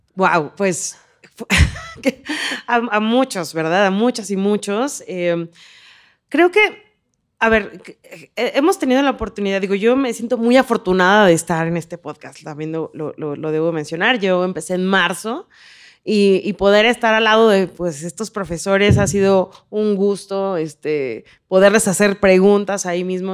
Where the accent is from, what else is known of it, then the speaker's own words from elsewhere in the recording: Mexico; como mexicanas y mexicanos